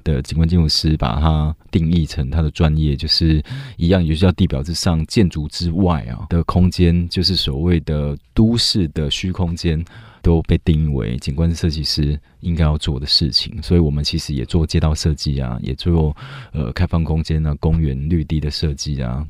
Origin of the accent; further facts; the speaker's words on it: Taiwan; also born or lived in United Kingdom; 我在台湾二十八岁才出国，我在台湾待了二十八年